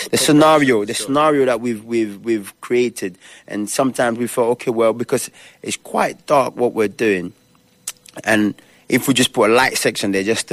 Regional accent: London, United Kingdom; my parents are African, but I'm an East London guy. You know what I mean? So, I represent the UK in the full sense. I'm British, black and British

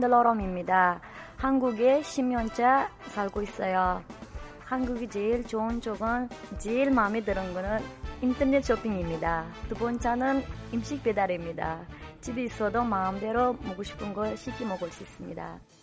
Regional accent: Uzbekistan; Korean is a second language; now in South Korea; 저는 우즈베키스탄에서 온

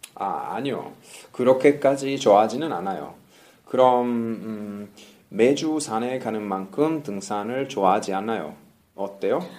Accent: Italy; Korean is a second language; 저는 로맨틱한 이탈리아 남자니까요

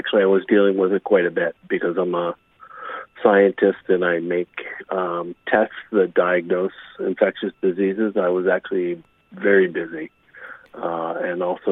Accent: United States; being an American

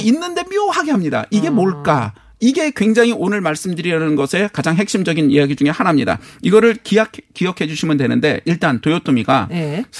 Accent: South Korea; 저는 한국 사람이니까

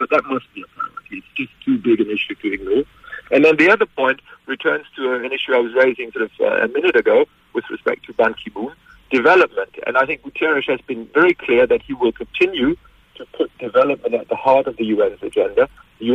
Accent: Germany; moved away as an adult; now in Glasgow, United Kingdom; I come from a country, you were introducing me as somebody who's based in the United Kingdom, but I grew up in Germany

